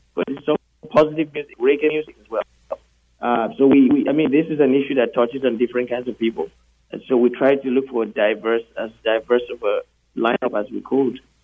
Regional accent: Nigeria; also born or lived in United Kingdom; now in Canada; in 2012, I moved to Canada from the UK. Uh, I was born in Nigeria

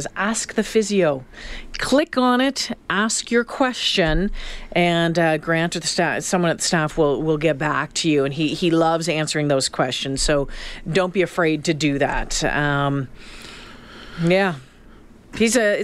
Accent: Canada; we're Canadian

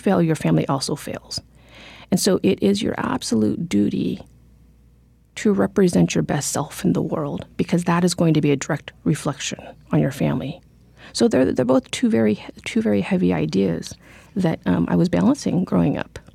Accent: Corvallis, Oregon, United States; born or raised there; also born or lived in Cambodia

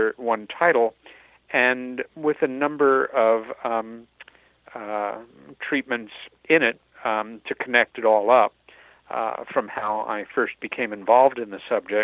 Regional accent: New York, United States; born or raised there

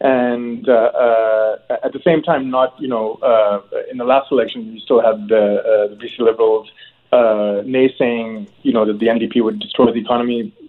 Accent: Hong Kong; now in Canada; I immigrated from Hong Kong in 1989 with my family, and I was ecstatic. I hadn't, you know, Hong Kong was under British rule at that time, so there was no real elected government.

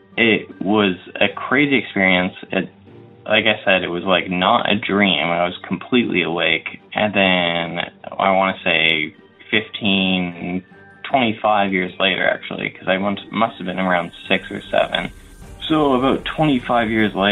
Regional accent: Windsor, Ontario, Canada; I'm from Windsor, Ontario.

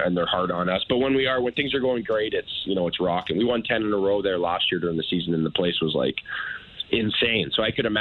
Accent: Thunder Bay, Ontario, Canada; now in Buffalo, United States; we're from Thunder Bay, Ontario

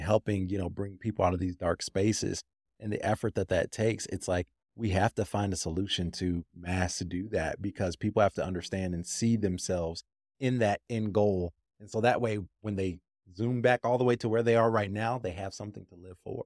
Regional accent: Grand Rapids, Michigan, United States; I'm from Michigan, actually, and I'm from the west, you know, side of Michigan, Holland, Grand Rapids area

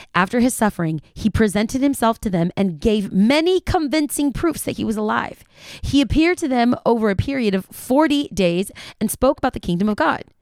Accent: United States; I'm from the United States of America

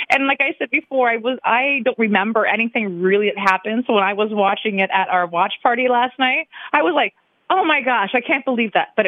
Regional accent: Michigan, United States; now in California, United States; and then I'm from Michigan, so once I get, you know, the money gets back here, um, we pay a Michigan tax

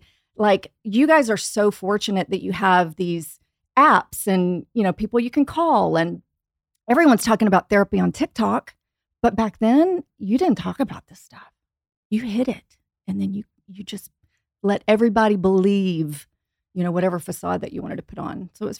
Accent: Houston, Texas, United States; I was raised in Houston by, you know, God-fearing people, salt of the earth people. My dad's Japanese.

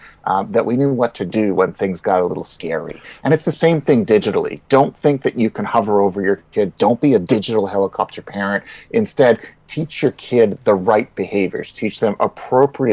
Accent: Canada; being Canadian, I remember full well what it's like in the middle of winter

